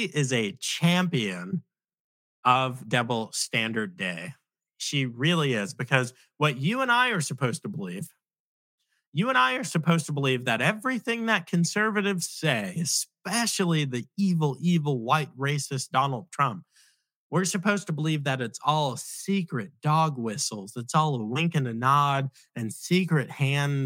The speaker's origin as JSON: {"language": "English", "area": "Nassau County", "region": "New York", "country": "United States", "said": "I am a Black man from the inner city, from one of the pits of violence in America, Nassau County in the 1990s. That's where I'm from"}